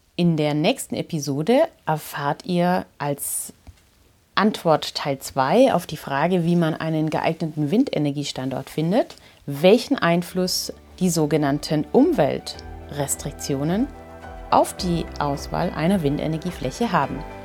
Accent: Germany; Bei uns in Deutschland

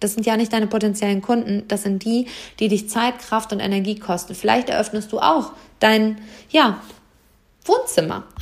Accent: Hameln, Lower Saxony, Germany; Und am Freitag ist hier in Hammel, meiner Heimatstadt, die Lesung mit Britta Buchholz

